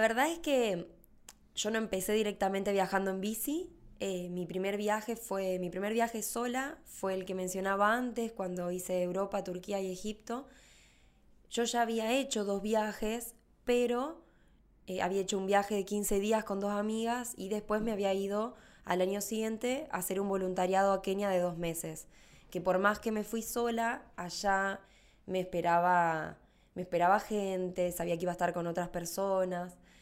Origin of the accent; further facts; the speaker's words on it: Rafaela, Santa Fe, Argentina; soy de Rafael a Santa Fe